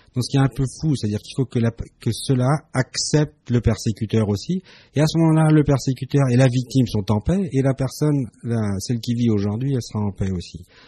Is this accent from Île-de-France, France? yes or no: no; Strasbourg, Grand Est, France; je suis né à Strasbourg, je suis né en France